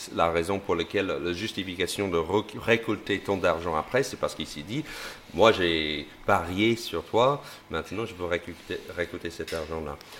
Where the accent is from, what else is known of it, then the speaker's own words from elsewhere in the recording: United States; French is a second language; moved away as an adult; now in France; être un Américain, euh, un Américain qui débarque en France